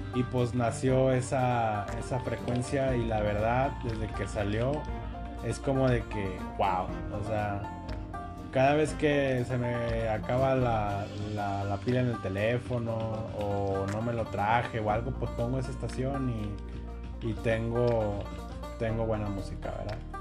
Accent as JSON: {"language": "Spanish", "region": "Coahuila", "country": "Mexico", "said": "yo soy de Coahuila, muy al norte"}